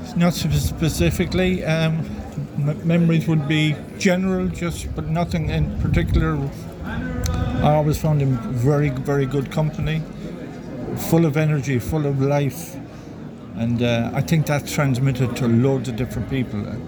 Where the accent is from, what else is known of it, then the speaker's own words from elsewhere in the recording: Limerick, Munster, Ireland; I'm from Limerick